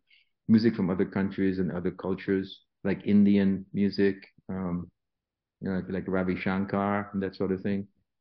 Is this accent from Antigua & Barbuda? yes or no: yes; Antigua & Barbuda; moved away; When I was growing up in Antigua, I was taught classical piano